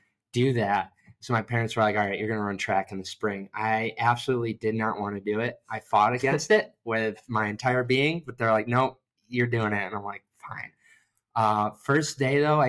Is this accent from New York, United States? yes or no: yes; New York, United States; moved away as an adult; also born or lived in Rochester, New York / Norwich, New York / Buffalo, New York; now in Columbus, United States; I grew up in New York, moved around Rochester, small town called Norwich, and then ended up in Buffalo